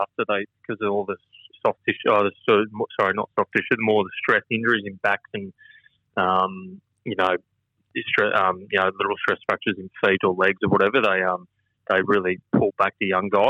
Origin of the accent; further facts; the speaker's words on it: Queensland, Australia; Queensland, which is my home state